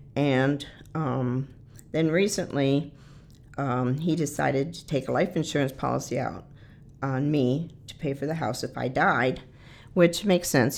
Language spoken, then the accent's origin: English; Detroit, Michigan, United States; moved away; I was born and raised in the Detroit area in Michigan